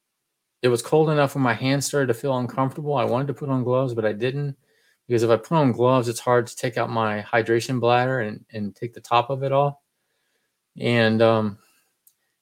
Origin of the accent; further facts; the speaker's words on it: Texas, United States; I'm from Texas